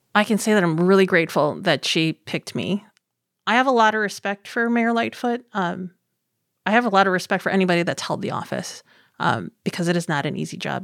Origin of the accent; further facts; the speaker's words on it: Chicago, Illinois, United States; I was born and raised in Chinatown.